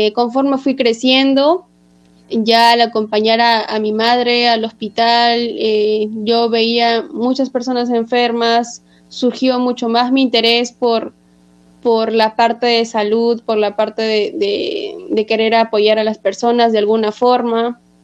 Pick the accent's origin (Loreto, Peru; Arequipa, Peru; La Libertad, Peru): La Libertad, Peru; Trujillo; now in Lima, Peru; Yo soy trujillana de corazón. Actualmente vivo en Lima